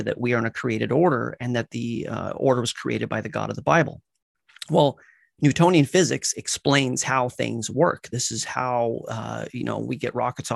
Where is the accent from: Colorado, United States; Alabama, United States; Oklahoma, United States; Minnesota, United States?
Colorado, United States; I grew up in Colorado.